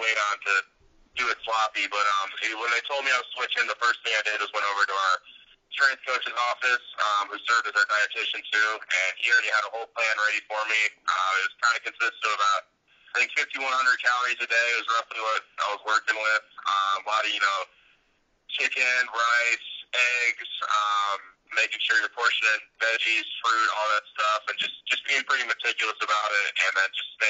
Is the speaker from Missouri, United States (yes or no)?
no; South Bend, Indiana, United States; be back in my home state